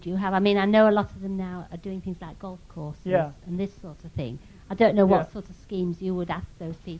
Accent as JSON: {"language": "English", "area": "Lincolnshire", "region": "East Midlands", "country": "United Kingdom", "moved": "yes", "said": "I come from Lincolnshire"}